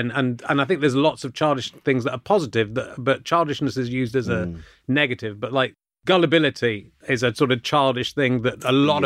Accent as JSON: {"language": "English", "area": "Somerset", "region": "South West England", "country": "United Kingdom", "tie": "born or raised there", "moved": "as an adult", "said": "I grew up in Somerset for most of my childhood"}